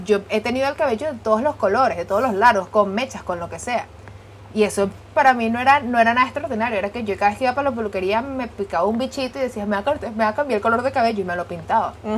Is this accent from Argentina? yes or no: no; Venezuela; nací en Venezuela, estudié en Venezuela, me gradué en Venezuela, trabajé en Venezuela, 26 años de experiencia